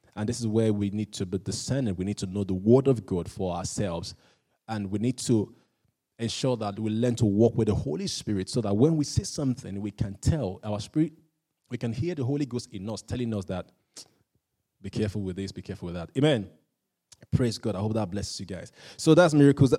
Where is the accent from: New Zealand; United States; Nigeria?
Nigeria; I'm Nigerian